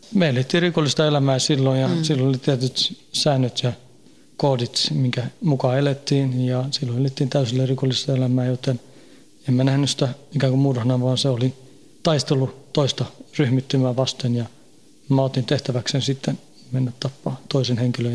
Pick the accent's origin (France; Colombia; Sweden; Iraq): Sweden; Stockholm suburb, Stockholm County; born or raised there; moved away as an adult; now in Finland